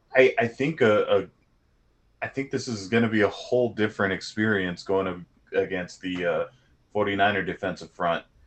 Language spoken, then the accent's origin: English; Southern California, United States; growing up in SoCal